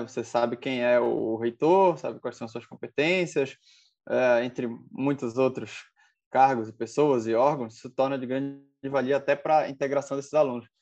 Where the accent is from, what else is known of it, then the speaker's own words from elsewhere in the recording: Belém, Pará, Brazil; Eu sou, sou de Belém do Pará, aqui na Amazônia